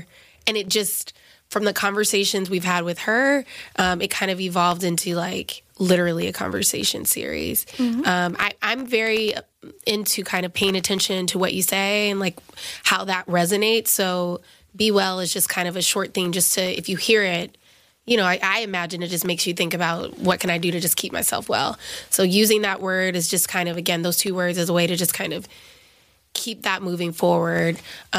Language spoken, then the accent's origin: English; the South, United States; now in New York, United States; Like, yes, I'm in New York now. You know, I'm a psychiatrist. I went to Cornell, but like, I'm from the South.